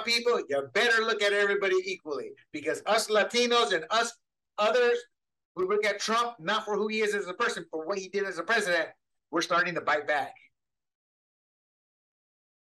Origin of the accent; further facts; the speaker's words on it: Panama; now in United States; I was born and raised in Panama, where a joint was more accessible than liquor